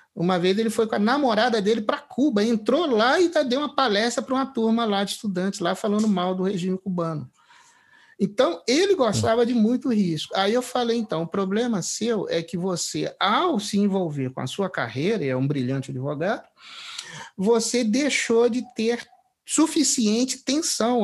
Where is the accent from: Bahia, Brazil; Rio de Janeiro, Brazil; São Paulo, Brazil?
Rio de Janeiro, Brazil; Três Rios; eu sou é do interior do estado do Rio, de Três Rios